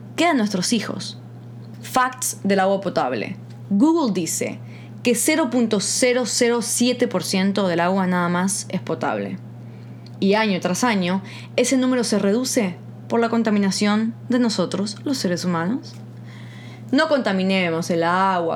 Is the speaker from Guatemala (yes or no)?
yes; Guatemala; moved away; yo me crié 10 años en Guatemala